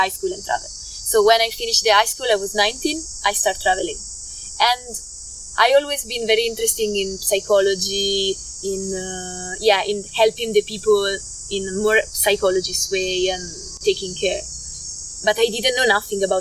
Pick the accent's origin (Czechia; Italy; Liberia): Italy; Milan, Lombardy; English is a second language; moved away as an adult; also born or lived in Portugal; I grew up in Milan, and Milan is a city.